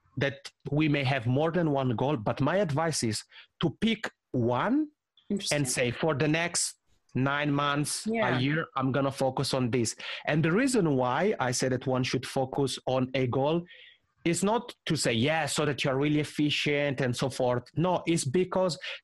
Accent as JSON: {"language": "English", "country": "Italy", "accent": "Italian (\"macaroni accent\")", "first_language": "Italian", "second_language": "English", "said": "I'll have a couple in Italian, which is my mother tongue. That's why I have this funny macaroni accent."}